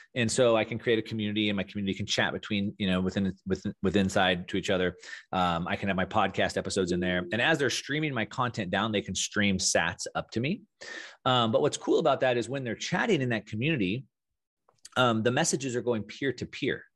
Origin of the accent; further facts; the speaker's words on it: South Texas, United States; moved away; also born or lived in Southern California; growing up in South Texas